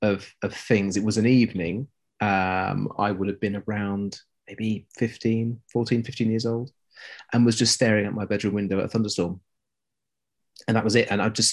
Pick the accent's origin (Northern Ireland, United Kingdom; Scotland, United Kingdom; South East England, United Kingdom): South East England, United Kingdom; As in that's where I was born and grew up. My parents and family were all from the West Midlands. And so somewhere between the two is this sort of muddy mix of no real accent.